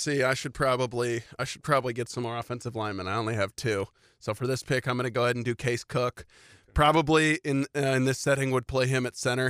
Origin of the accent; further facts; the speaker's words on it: Louisville, Kentucky, United States; I grew up in Louisville.